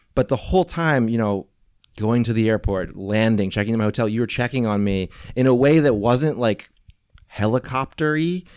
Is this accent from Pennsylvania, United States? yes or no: no; St. Louis, Missouri, United States; moved away as an adult; also born or lived in Venice, California; now in California, United States; I was in Saint Louis